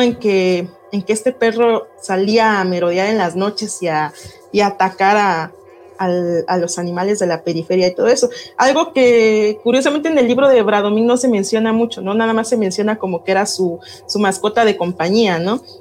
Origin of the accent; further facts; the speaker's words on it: Oaxaca, Mexico; nosotros como oaxaqueños